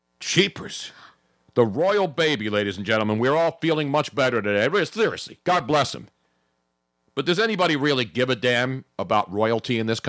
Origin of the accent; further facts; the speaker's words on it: United States; I'm an American. I was born here. My mom was born in Italy.